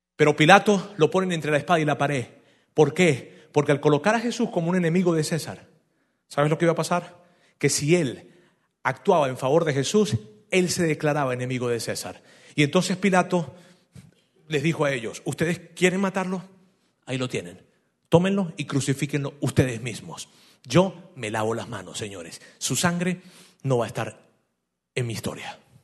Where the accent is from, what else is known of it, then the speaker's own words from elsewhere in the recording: Venezuela; yo soy de Venezuela